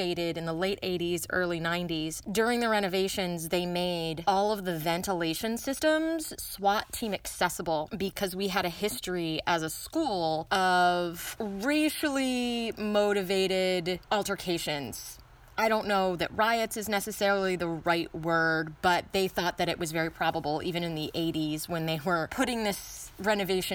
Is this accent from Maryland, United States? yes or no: yes; Maryland, United States; this high school is in what is now very definitely suburban D.C. Not actually in D.C., but in Maryland